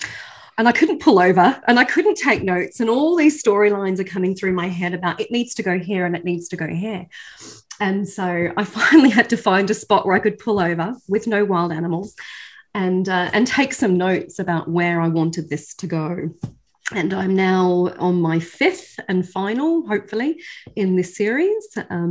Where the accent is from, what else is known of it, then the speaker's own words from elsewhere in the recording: Australia; accent: not quite Australian; also born or lived in United Kingdom; And I'm, as you can probably tell by my not quite Australian accent, I'm British Australian. So I have both nationalities and both passports. And I've lived in both countries and taught in both countries.